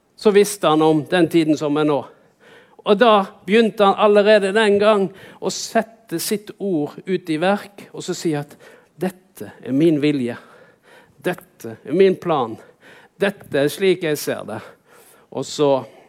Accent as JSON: {"language": "Norwegian", "town": "Vaksdal", "region": "Vestland", "country": "Norway", "tie": "born or raised there", "said": "jeg vokste opp på Vaksdal. Vaksdal er en liten bygd inne i fjorden her"}